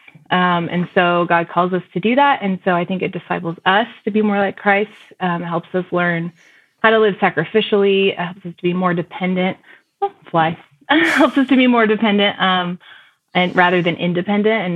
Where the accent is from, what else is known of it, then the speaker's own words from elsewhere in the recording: Texas, United States; moved away as an adult; now in Colorado, United States; I grew up in the Texas area